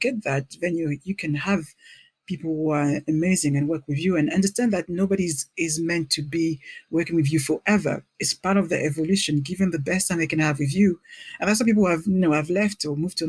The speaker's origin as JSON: {"language": "English", "town": "Paris", "region": "Île-de-France", "country": "France", "second_language": "English", "moved": "as an adult", "lives_now": "London, United Kingdom", "said": "I'm from Paris"}